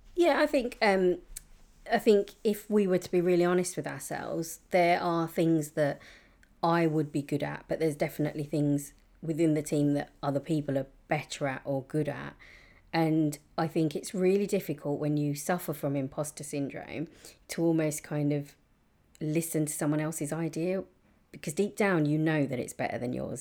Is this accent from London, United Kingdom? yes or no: yes; London, United Kingdom; I've been very lucky to grow up in a, in a really diverse part of East London